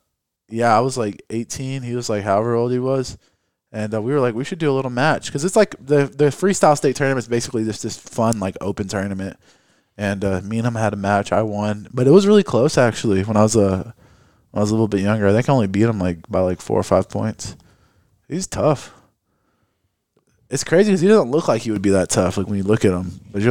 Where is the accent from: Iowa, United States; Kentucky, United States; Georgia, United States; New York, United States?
Kentucky, United States; Louisville; also born or lived in Columbia, Kentucky; we're all from Kentucky, I believe.